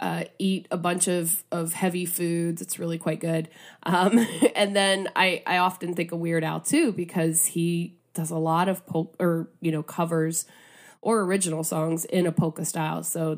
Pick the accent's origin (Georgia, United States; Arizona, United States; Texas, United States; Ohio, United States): Ohio, United States; But where I'm originally from Northeast Ohio, a lot of radio stations play polka, particularly their my college radio station.